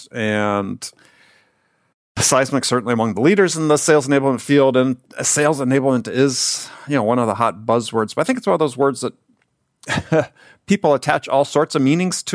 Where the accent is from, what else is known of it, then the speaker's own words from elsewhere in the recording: San Diego, California, United States; San Diego-based company, as many of you know, my hometown